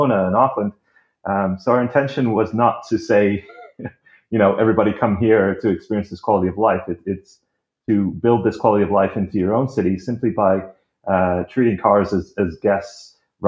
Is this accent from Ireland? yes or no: no; Canada; moved away as an adult; now in Netherlands; I am a Canadian